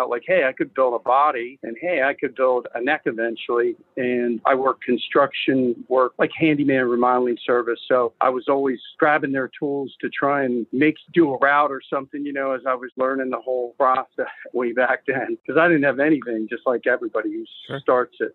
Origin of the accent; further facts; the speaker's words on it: York, Pennsylvania, United States; moved away as an adult; now in Maryland, United States; I grew up in York, PA, which was an hour and a half across Maryland